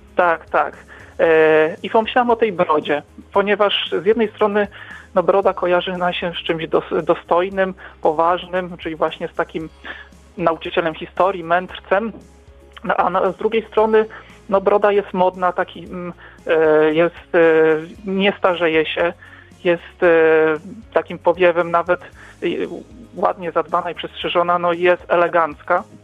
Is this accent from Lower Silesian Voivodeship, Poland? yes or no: yes; Wrocław, Lower Silesian Voivodeship, Poland; pochodzimy z Wrocławia, z tych terenów